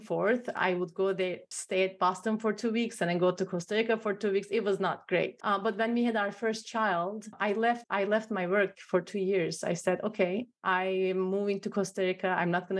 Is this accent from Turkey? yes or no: yes; Turkey; now in United States; I'm from Turkey. I'm from the Middle East.